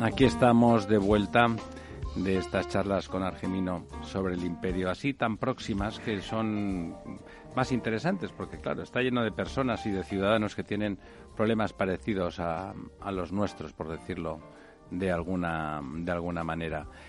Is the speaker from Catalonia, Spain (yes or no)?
yes; Barcelona, Catalonia, Spain; yo como barcelonés me alegro